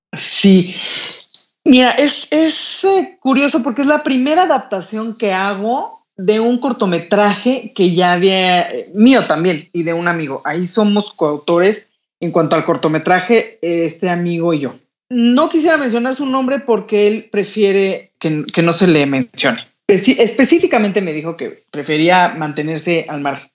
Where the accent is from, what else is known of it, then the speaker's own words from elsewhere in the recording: Mexico; con nuestra cultura, con nuestro país